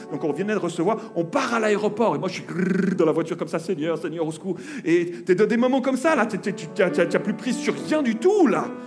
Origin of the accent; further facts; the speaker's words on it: Switzerland; On s'est retrouvé pour une nouvelle vie chez nous en Suisse